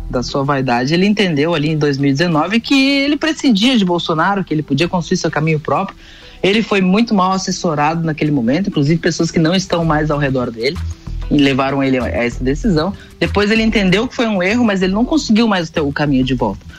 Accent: Vacaria, Rio Grande do Sul, Brazil; born there; até porque eu nasci aí pertinho, em Vacaria.

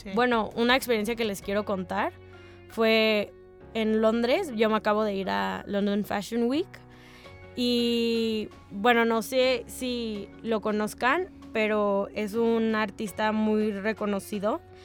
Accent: Mexico; soy de México

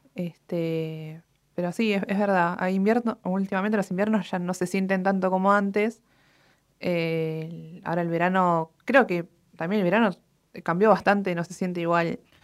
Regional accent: Argentina

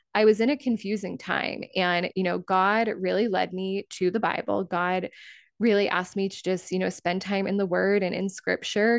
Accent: Cape Cod, Massachusetts, United States; moved away as an adult; also born or lived in California; I moved back to my hometown of Cape Cod

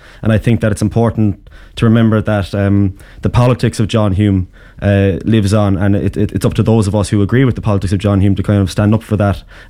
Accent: Ireland

